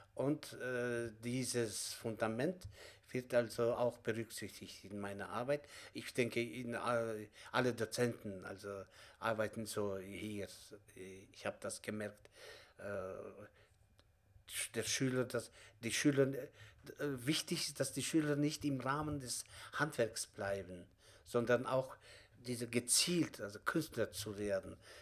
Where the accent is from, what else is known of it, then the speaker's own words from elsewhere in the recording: Kazakhstan; German is a second language; moved away as an adult; now in Germany; ich komme selbst auch aus Kasachstan